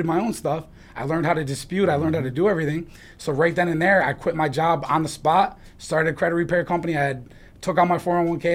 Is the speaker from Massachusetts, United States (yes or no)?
no; New York, United States; also born or lived in Syracuse; we grew up in New York